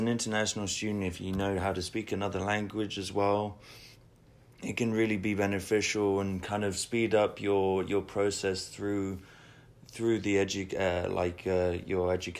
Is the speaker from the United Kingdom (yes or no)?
yes; England, United Kingdom; moved away; because I came from England myself, and I didn't really know too much about the system as well